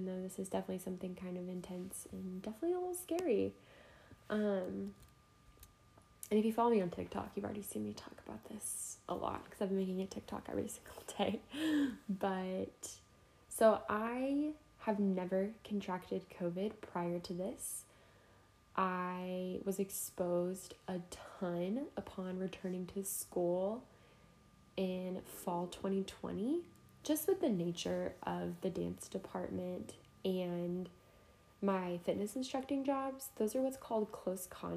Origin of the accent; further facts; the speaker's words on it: Jefferson City, Missouri, United States; moved away; come home to Jeff City